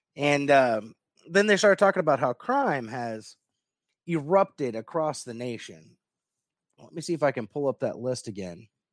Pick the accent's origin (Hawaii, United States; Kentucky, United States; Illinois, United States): Kentucky, United States; Louisville; my birth city is Louisville.